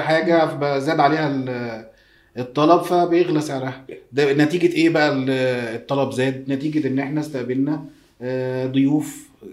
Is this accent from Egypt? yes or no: yes; Egypt